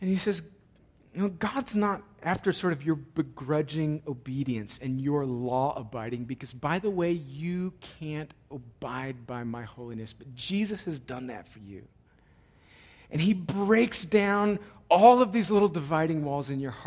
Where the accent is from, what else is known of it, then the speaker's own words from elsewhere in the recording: El Centro, California, United States; moved away; I was home in my hometown of El Centro, California